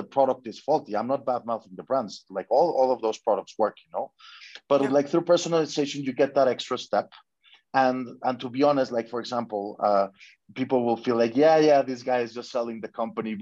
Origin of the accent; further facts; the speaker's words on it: Mexico; I'm from Mexico.